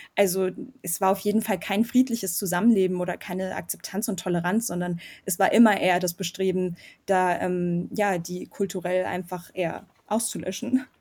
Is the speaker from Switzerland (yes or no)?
no; Germany; also born or lived in Yerevan, Armenia; ich bin eben selber in Deutschland auch aufgewachsen